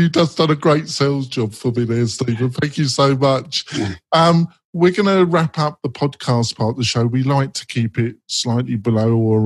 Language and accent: English; England, United Kingdom; I am English at my core